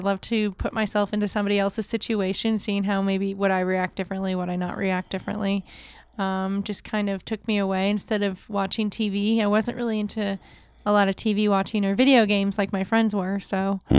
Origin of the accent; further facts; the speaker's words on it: Maine, United States; accent: northern; I love lobster, so that's probably the Maine in me. Every once in a while, you get me upset. My northern accent comes out.